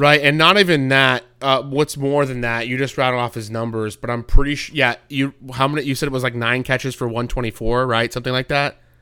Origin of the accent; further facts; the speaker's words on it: North Carolina, United States; my home state of Carolina, N-, North Carolina